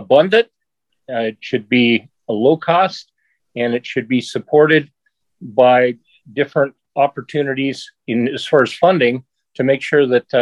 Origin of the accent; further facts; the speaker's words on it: Sandy, Oregon, United States; I'm an Oregon native, and I have born and raised. I grew up out in Sandy, rural Clackamas County.